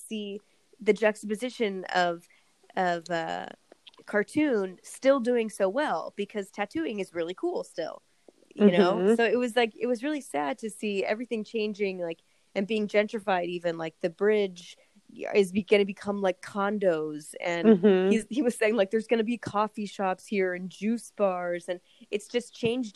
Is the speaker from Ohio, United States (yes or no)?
no; California, United States; we're from California